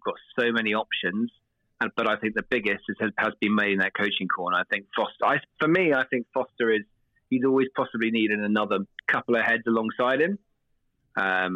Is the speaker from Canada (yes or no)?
no; England, United Kingdom; from an Englishman